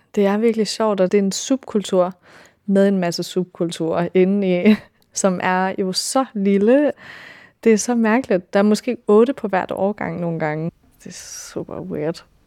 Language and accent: Danish; California, United States; moved away as an adult; also born or lived in Denmark; now in Copenhagen, Denmark; jeg kommer fra Kalifornien oprindeligt. Min mor, hun er dansk og flyttede derover, da hun var 16, så jeg voksede op med at læse Anders Sandblade